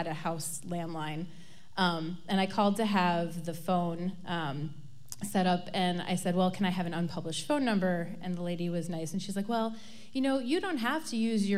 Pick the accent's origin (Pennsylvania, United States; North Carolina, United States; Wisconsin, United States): Wisconsin, United States; Middleton; I grew up in Middleton, which is a kind of a she-she suburb of Madison